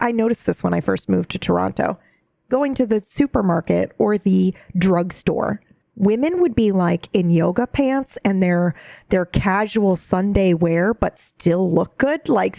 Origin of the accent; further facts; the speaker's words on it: Japan; But I think mine stems from a very, you know, growing up in Japan, they did have a very simple, but everything was like high quality.